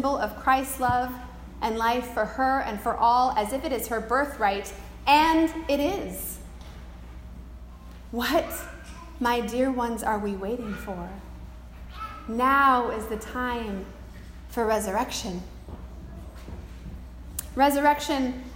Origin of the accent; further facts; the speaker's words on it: Pacific Northwest, United States; Growing up in the Pacific Northwest, I remember as a child seeing the shock of the beautiful yellow flowers in the center of the skunk cabbage on the property lining the Chehalis River where we grew up